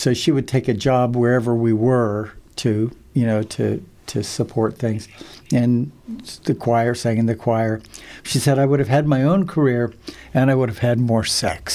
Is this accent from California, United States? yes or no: no; Princeton, New Jersey, United States; I was born in Princeton